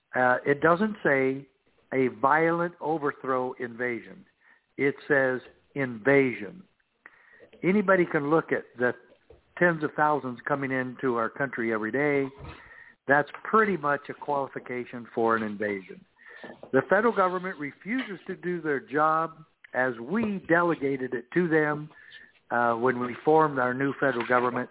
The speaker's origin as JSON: {"language": "English", "town": "Safford", "region": "Arizona", "country": "United States", "tie": "born or raised there", "said": "I grew up in Safford, Arizona, where I was sheriff in my home own hometown."}